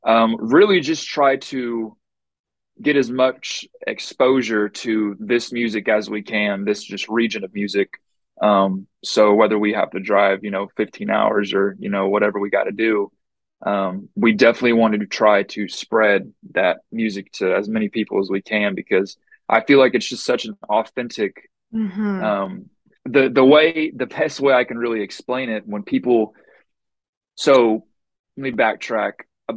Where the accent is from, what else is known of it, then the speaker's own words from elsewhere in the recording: Bristow, Oklahoma, United States; growing up in Bristow, I live just 25 minutes north of Okemah